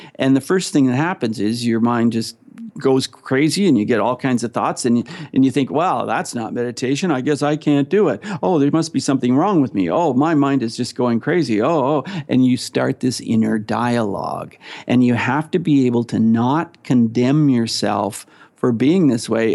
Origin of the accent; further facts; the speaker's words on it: Ontario, Canada; I am from Canada. I'm from Ontario, Canada.